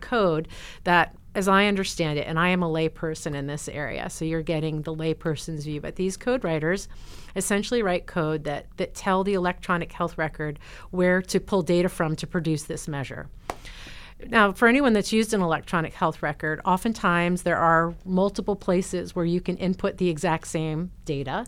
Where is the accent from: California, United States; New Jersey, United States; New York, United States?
New Jersey, United States; moved away as an adult; now in Oregon, United States; where I grew up in New Jersey